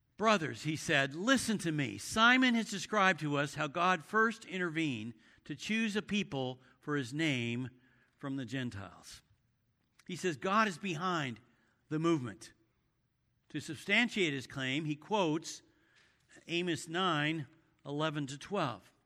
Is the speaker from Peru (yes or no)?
no; San Francisco Bay Area, California, United States; I grew up in the San Francisco Bay Area